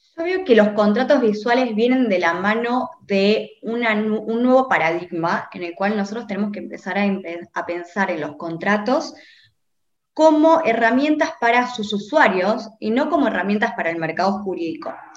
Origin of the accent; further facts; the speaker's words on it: Rosario, Santa Fe, Argentina; moved away; yo soy de Rosario, estudié allá